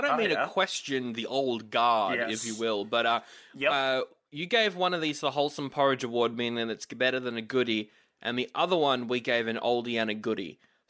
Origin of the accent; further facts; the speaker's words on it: Canada; Oh, I'm Canadian. You could call me … in a really annoying Canadian accent.